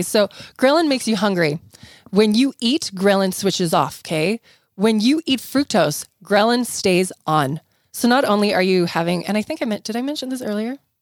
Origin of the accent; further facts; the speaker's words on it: South Africa; now in United States; I grew up in South Africa where we ate tons of fresh fruits and vegetables. I remember moving to the United States